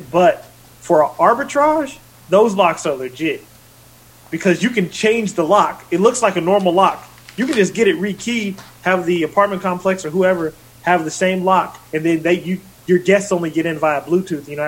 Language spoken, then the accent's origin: English; Portland, Oregon, United States; Oh, I went to my hometown of Portland, Oregon.